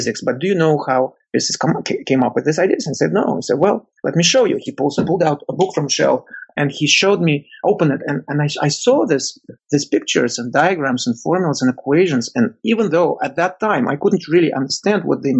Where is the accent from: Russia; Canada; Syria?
Russia; moved away; When I was a student in Russia, growing up in the Soviet Union